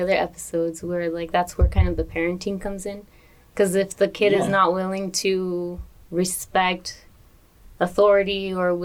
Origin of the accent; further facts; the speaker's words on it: Los Angeles, California, United States; I grew up in Pacoima